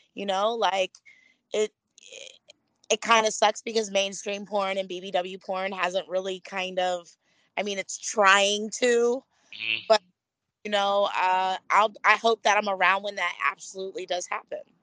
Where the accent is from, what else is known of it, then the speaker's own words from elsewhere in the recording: Florida, United States; also born or lived in Philadelphia, Pennsylvania; Florida raised me quite a bit